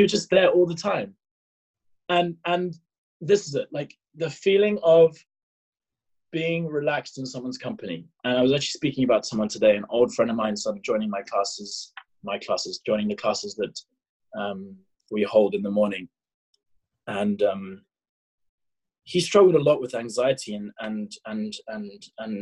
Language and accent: English; England, United Kingdom; also born or lived in South Africa; I lived in England. I was born in South Africa, then moved to England when I was 4